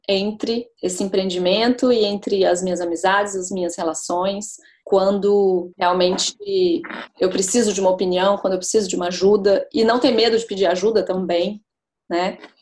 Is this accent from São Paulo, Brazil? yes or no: no; Brasília, Federal District, Brazil; moved away as an adult; now in London, United Kingdom; eu sou de Brasília e eu me mudei para Londres vai fazer um ano no final de julho agora, por causa do trabalho do meu marido